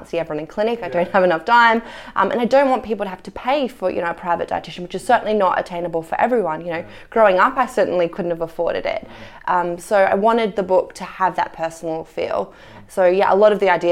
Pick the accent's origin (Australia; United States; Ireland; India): Australia; I'm Australian